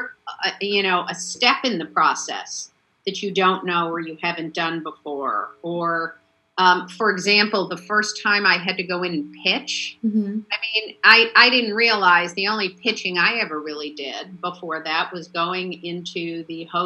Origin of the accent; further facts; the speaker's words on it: Chicago, Illinois, United States; moved away as an adult; now in Los Angeles, United States; I lived in Chicago, I'm from Chicago